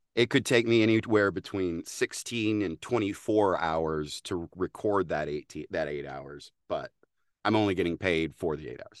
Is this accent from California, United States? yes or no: no; Texas, United States; accent: Texas twang; as a Texan